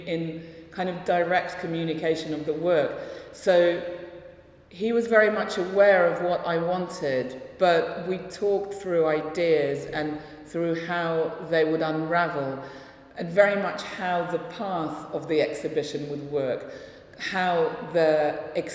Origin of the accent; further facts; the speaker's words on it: London, United Kingdom; first language Russian; also born or lived in Russia; I feel very much like I am from London, which is where I've lived pretty much all my life